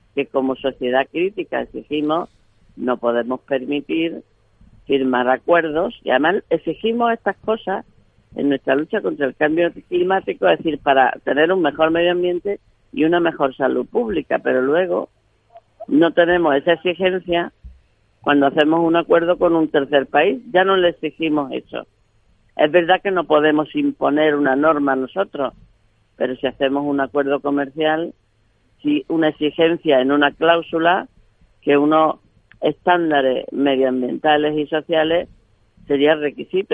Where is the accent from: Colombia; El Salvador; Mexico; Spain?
Spain; Granada province, Andalusia; mi provincia de Granada